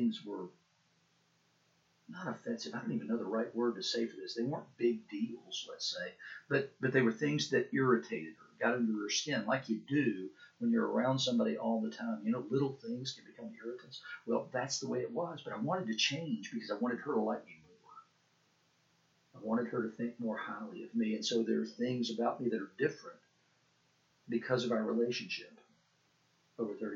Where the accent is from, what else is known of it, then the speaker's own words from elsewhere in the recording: Chattanooga, Tennessee, United States; moved away; also born or lived in Asheville, North Carolina / Pawleys Island, South Carolina / Sewanee, Tennessee / Knoxville, Tennessee; I'm the … you went to school with at the center school in Chattanooga until the sixth grade